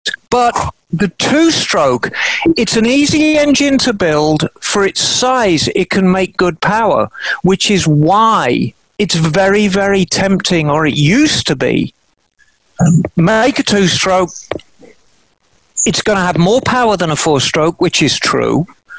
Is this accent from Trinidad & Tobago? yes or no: no; United Kingdom; now in Monterey, United States; It went around the whole of Britain, and it came through my hometown.